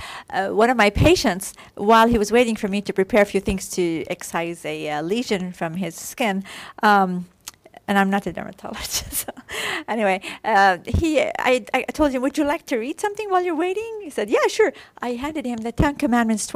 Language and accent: English; Iraq; moved away; from Iraq